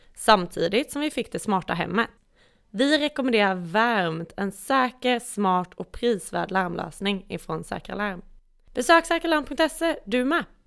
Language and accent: Swedish; Falköping, Västra Götaland, Sweden; accent: västdialekt, västgötska; Jag är inte från Göteborg, men jag är från Falköping.